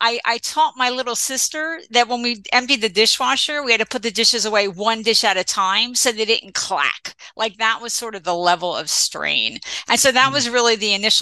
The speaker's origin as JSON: {"language": "English", "region": "New Jersey", "country": "United States", "tie": "born or raised there", "also_born_or_lived": "Philadelphia", "said": "I grew up in Central Jersey"}